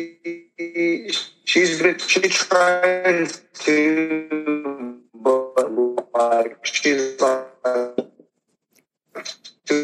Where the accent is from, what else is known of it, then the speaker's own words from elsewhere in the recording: Fairfield, California, United States; I was born and raised in Fairfield, California